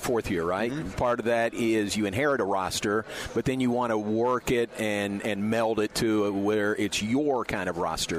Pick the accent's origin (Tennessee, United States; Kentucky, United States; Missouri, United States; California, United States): Kentucky, United States; Danville; proud uh, product of Danville, Kentucky, my hometown